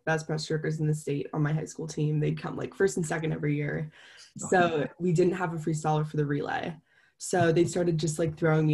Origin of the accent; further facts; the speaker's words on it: Ohio, United States; also born or lived in Jamaica; I was born in Ohio